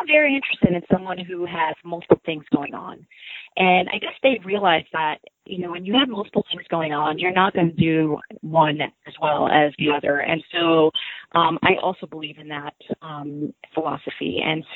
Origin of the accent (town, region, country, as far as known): United States; born or raised there; also born or lived in Cairo, Egypt